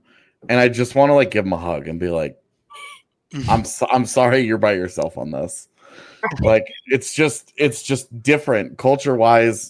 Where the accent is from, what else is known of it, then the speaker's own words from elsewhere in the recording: Texas, United States; moved away; growing up in Texas, like high school football, huge there